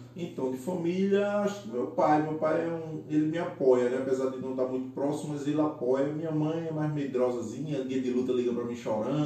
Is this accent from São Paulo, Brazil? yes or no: no; São Lourenço da Mata, Pernambuco, Brazil; eu sou nascido e criado em São Lourenço